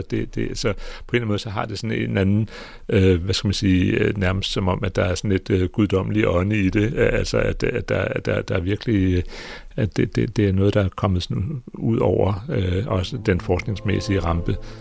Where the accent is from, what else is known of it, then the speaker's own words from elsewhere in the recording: Greenland; Jeg er geolog, og jeg kommer fra Grønland